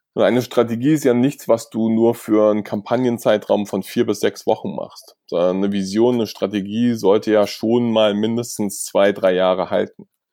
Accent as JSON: {"language": "German", "country": "Germany", "said": "wir haben als Deutsche"}